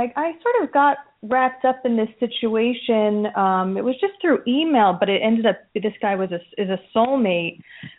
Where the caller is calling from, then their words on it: New Jersey, United States; I'm calling from New Jersey.